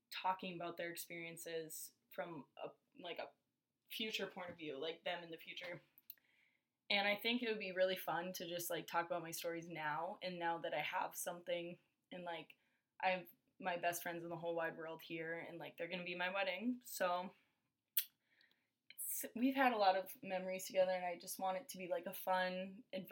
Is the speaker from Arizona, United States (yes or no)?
no; Larimore, North Dakota, United States; I grew up in Larimore, North Dakota, which is like 20 miles west of Grand Forks.